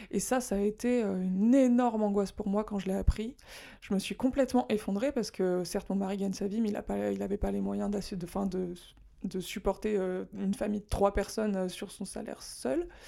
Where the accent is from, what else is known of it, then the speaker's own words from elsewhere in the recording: France; moved away as an adult; now in Japan; je suis française